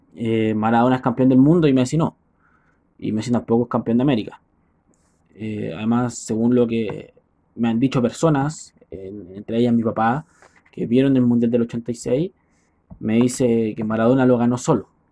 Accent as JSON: {"language": "Spanish", "country": "Chile", "said": "Soy chileno"}